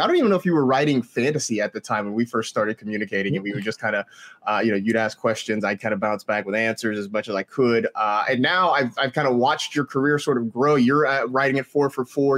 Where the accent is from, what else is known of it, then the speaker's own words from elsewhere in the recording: Bay Area, California, United States; I grew up in the Bay Area